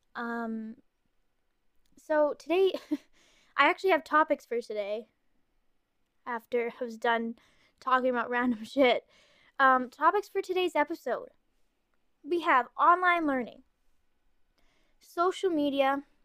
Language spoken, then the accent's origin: English; Ontario, Canada; accent: Canadian; I'm Canadian. I'm from Ontario